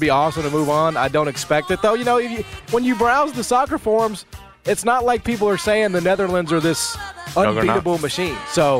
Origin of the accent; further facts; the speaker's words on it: Canada; I'm a Canadian, bro. I identify as Canadian. A European, Caucasian.